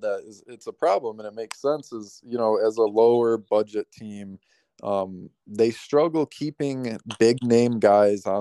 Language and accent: English; Chicago, Illinois, United States; now in Tampa, United States; I grew up in Chicago my whole life.